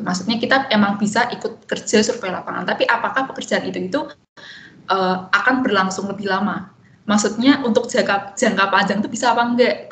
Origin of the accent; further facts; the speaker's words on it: Semarang, Central Java, Indonesia; domisili di Semarang dan menghabiskan 22 tahun di Semarang juga jadi SD SMP SMA